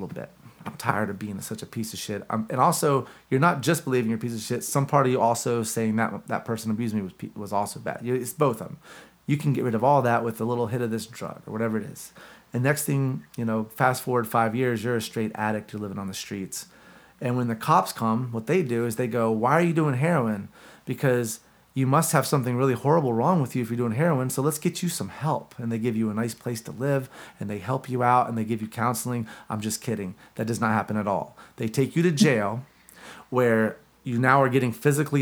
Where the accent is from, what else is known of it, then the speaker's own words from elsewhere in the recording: Gastonia, North Carolina, United States; where we grew up in Gastonia.